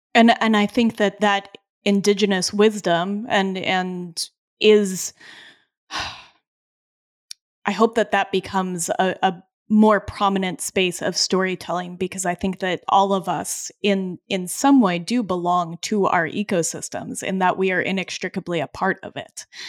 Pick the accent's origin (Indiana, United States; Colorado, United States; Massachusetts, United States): Colorado, United States; now in Vermont, United States; I grew up in Colorado, and when I am in the Rocky Mountain West, that is when I am home. I live now in New York, Vermont